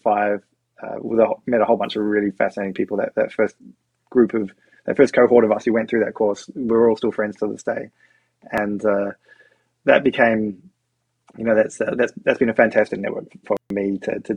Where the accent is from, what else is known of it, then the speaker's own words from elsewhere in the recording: New Zealand; now in Australia; I grew up in New Zealand